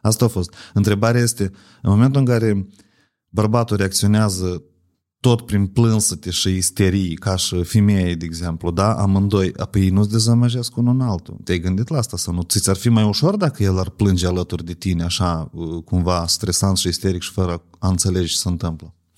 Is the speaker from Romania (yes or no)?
no; Ocnița, Ocnița District, Moldova; eu sunt din Ocniță